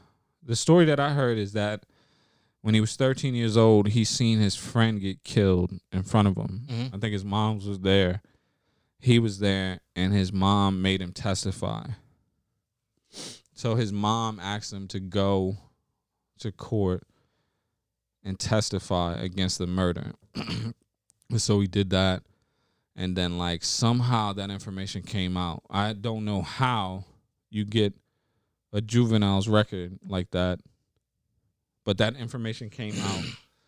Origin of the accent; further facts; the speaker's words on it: Baltimore, Maryland, United States; I grew up in Baltimore, Maryland.